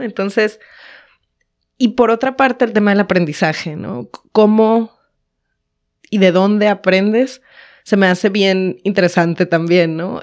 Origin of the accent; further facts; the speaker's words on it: Baja California, Mexico; moved away as an adult; now in Monterrey, Mexico; Yo soy de otra ciudad, no soy de aquí, soy de Baja California